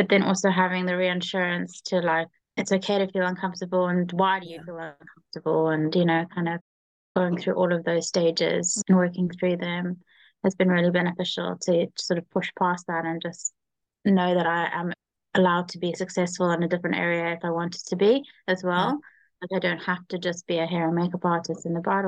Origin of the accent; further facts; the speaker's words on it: Cape Town, Western Cape, South Africa; moved away as an adult; now in London, United Kingdom; I'm originally from South Africa, Cape Town, and I moved over to London 8 years ago